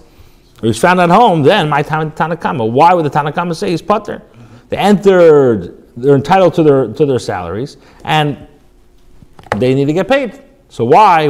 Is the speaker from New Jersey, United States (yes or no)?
no; California, United States; moved away; growing up in California